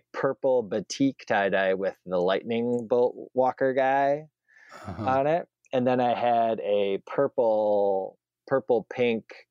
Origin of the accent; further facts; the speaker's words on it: Waunakee, Wisconsin, United States; the middle school in Wanakee, my hometown